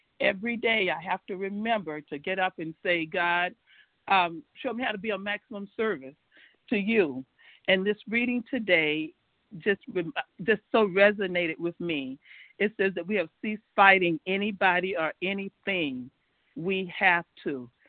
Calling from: Georgia, United States; Thanks for this opportunity. I'm calling from Georgia.

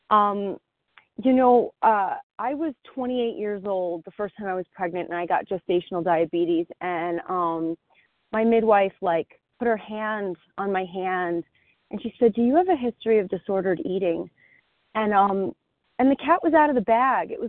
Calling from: New Jersey, United States; from New Jersey.

